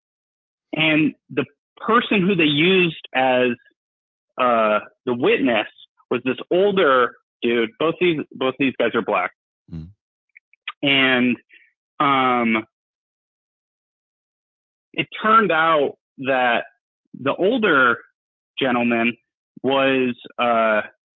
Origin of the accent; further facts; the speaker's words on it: Buffalo, New York, United States; I'm from New York State